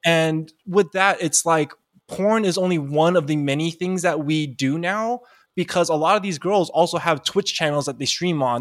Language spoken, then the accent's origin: English; East Bay, Bay Area, California, United States; I grew up, even though I grew up in the Bay Area, I grew up in a, like, in the very deep East Bay part where there really wasn't a lot of Asians.